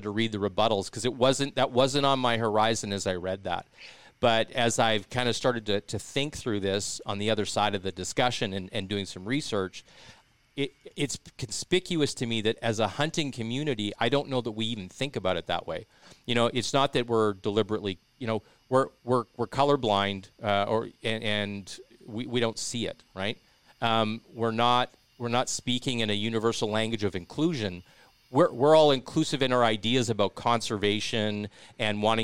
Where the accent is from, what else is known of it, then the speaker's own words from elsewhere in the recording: Regina, Saskatchewan, Canada; moved away; I'm from, you know, I'm from Regina